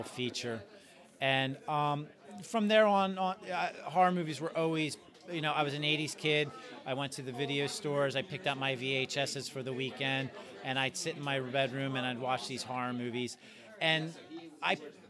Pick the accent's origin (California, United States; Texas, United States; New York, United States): New York, United States; also born or lived in New Jersey; I, too, was a fellow New Yorker